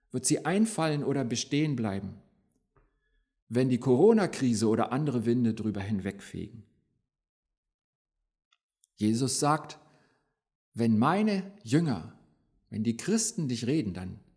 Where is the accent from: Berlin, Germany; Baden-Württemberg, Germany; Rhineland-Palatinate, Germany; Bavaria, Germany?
Berlin, Germany; born there; Ich bin ja gebürtiger Berliner. Die zweite Kirche, die ich mitgebracht habe, steht in Berlin.